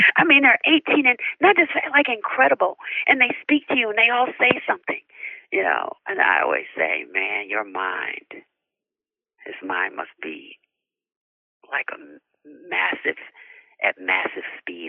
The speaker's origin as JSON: {"language": "English", "region": "Connecticut", "country": "United States", "tie": "born or raised there", "said": "I grew up in Connecticut, and I spent my summers in Athens, Georgia with my grandmother."}